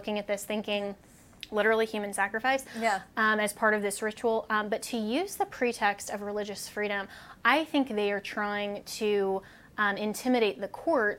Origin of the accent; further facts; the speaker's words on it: Colorado, United States; my home state of Colorado